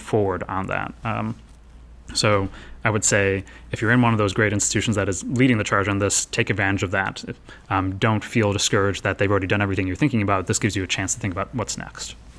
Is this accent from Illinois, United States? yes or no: yes; Chicago, Illinois, United States; I'm from Chicago, where there's Howard Brown